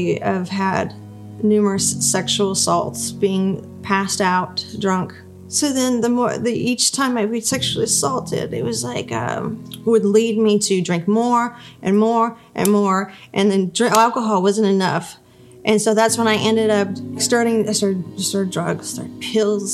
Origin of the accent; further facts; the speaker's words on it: Albuquerque, New Mexico, United States; moved away as an adult; also born or lived in Missouri; I ended up moving to Missouri because I'm from Albuquerque